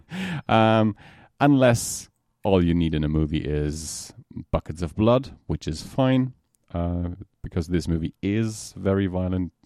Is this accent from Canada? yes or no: no; Germany; from Germany.